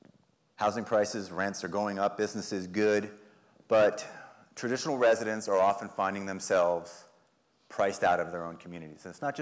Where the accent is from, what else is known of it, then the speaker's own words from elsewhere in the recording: Hackensack, New Jersey, United States; moved away as an adult; now in Portland, United States; I grew up in Hackensack, New Jersey, a working class suburb of New York